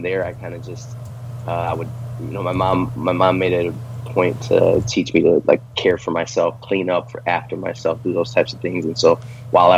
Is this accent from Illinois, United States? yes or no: yes; Chicago, Illinois, United States; moved away as an adult; also born or lived in Las Vegas; now in Texas, United States; being a city boy growing up in Chicago and spending 30 plus years out there